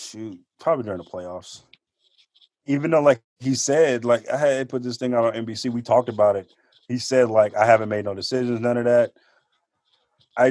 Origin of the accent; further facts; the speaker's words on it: Oakland, California, United States; I'm from Oakland